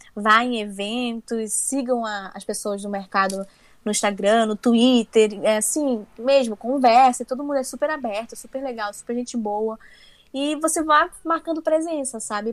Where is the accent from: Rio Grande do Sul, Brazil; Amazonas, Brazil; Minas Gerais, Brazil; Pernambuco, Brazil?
Amazonas, Brazil; now in São Paulo, Brazil; como eu sou uma mulher do norte, né? Eu sou amazonense e eu estou aqui no meio da produção de quadrinhos que fica em São Paulo